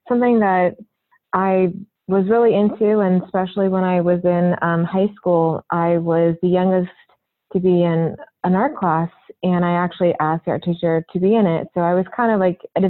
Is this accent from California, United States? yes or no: yes; Orange County, California, United States; I grew up in Orange County, California, and I currently still live there.